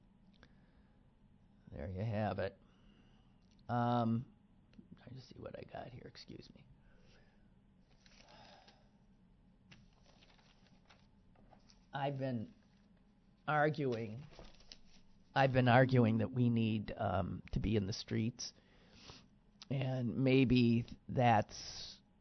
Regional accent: United States; I'm an American

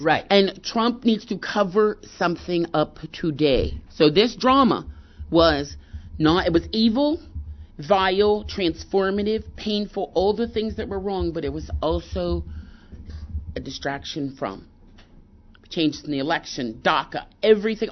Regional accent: Pittsburgh, Pennsylvania, United States; I grew up in Pittsburgh

